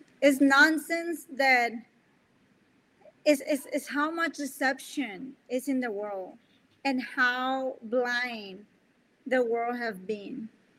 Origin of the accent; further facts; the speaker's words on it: Colombia; first language Spanish; English is a second language; moved away; I'm from Colombia. So I have a second language. I'm here talking to you in English. But my first language is Spanish.